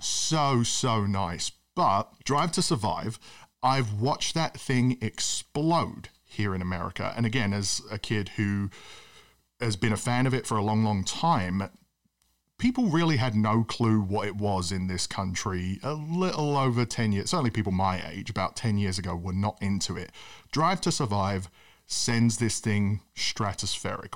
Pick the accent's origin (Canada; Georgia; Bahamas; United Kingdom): United Kingdom; as a British kid who loves the sport